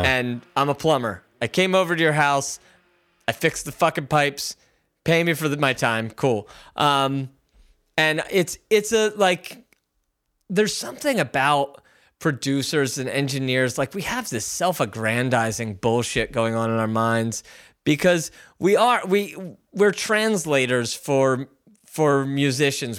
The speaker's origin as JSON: {"language": "English", "town": "Philadelphia", "region": "Pennsylvania", "country": "United States", "moved": "as an adult", "lives_now": "Los Angeles, United States", "said": "You and I are from Philly"}